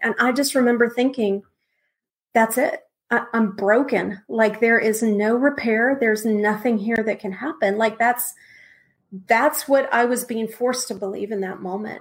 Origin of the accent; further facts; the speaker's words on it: Texas, United States; now in Wake Forest, United States; I'm originally from Texas